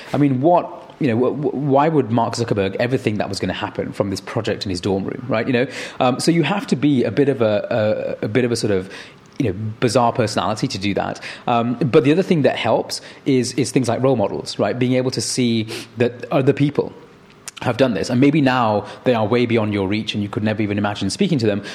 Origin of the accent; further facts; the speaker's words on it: Manchester, North West England, United Kingdom; growing up in Manchester